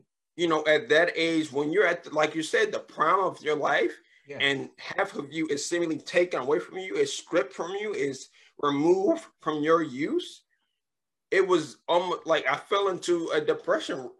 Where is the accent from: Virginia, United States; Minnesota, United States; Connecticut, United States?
Virginia, United States; Richmond; now in Upper Marlboro, United States; I was born in Richmond, Virginia